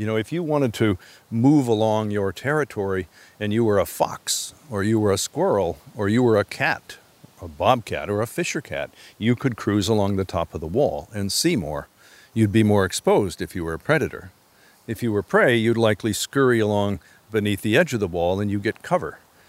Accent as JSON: {"language": "English", "region": "Upper Midwest", "country": "United States", "tie": "born or raised there", "also_born_or_lived": "Alaska", "moved": "yes", "lives_now": "Connecticut, United States", "said": "Well, I moved here from Alaska, and I had grown up in the sort of Scandinavian Midwestern, upper Midwest heritage, where you don't see any stone walls whatsoever. And I moved here from Alaska in 1984"}